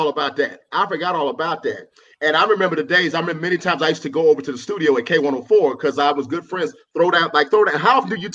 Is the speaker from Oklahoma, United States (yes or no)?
yes; Oklahoma City, Oklahoma, United States; moved away; also born or lived in Dallas, Texas; No, I'm from Oklahoma City. Oklahoma City, okay. Born and raised. Okay. I lived in Dallas for a while.